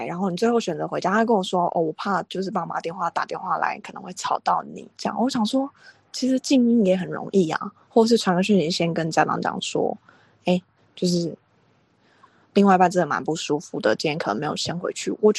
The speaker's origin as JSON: {"language": "Chinese", "country": "Taiwan", "said": "我是台湾人。"}